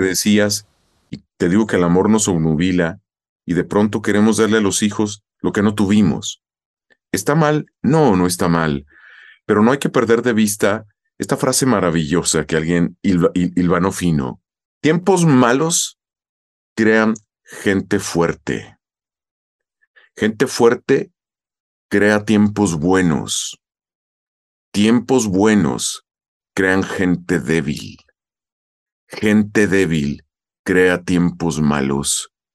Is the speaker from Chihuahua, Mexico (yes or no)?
yes; Chihuahua, Mexico; moved away as an adult; now in Mexico City, Mexico; Con el tiempo migré a Chihuahua Capital, hice teatro, más el que hago hoy en mi casa. Y en 1998, a la edad de 27 años, 28 recién cumplidos, migro a la Ciudad de México, hace 24 años ya